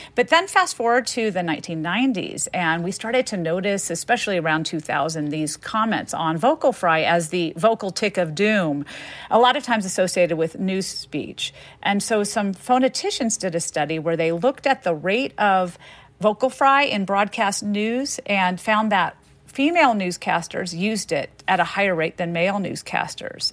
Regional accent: the South, United States; growing up in the South with French-speaking parents

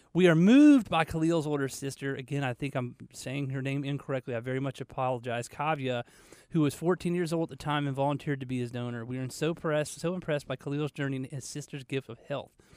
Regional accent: Marietta, Georgia, United States; now in Charlotte, United States; I grew up outside of Atlanta, Marietta.

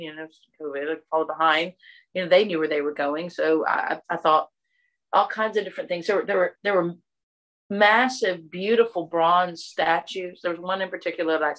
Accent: Natchez, Mississippi, United States; accent: Southern; moved away; also born or lived in Texas; I'm actually from Mississippi.

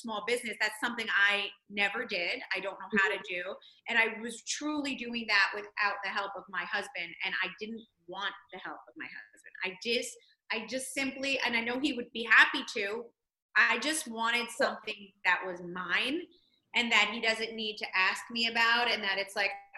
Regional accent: Toms River, New Jersey, United States; I'm from Toms River, New Jersey. I grew up on the beach

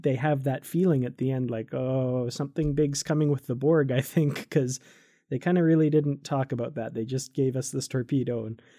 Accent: Canada; As a Canadian, I have to say I appreciate the … references.

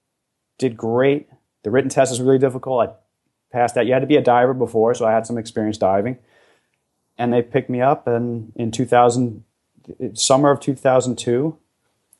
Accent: just over the George Washington Bridge, New Jersey, United States; And I grew up in the New York City area. I was just over the George Washington Bridge in New Jersey

